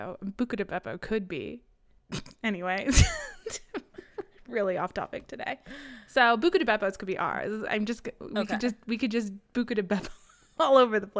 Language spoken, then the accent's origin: English; Midwest, United States; we're uneducated and from the Midwest.